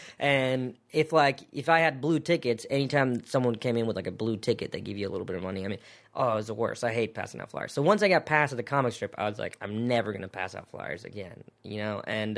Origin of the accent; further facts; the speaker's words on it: South Carolina, United States; moved away as an adult; also born or lived in New York City; growing up in South Carolina.